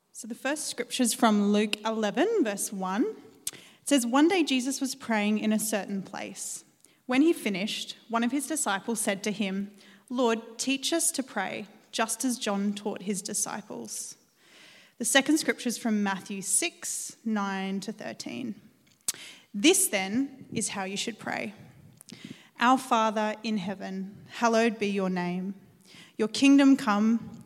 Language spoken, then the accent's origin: English; Redcliffe, Queensland, Australia; I'm from Redcliffe